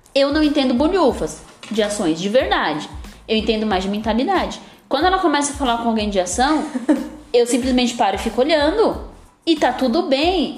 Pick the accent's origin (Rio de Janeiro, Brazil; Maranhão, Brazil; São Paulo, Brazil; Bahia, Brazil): São Paulo, Brazil; also born or lived in Raposo Tavares, São Paulo; eu vim da periferia, eu nasci no Capão Redondo, tá? Eu nasci no Capão Redondo, eu estudei em escola pública a vida toda e hoje eu moro num bairro melhor. Eu moro na Zona Oeste de São Paulo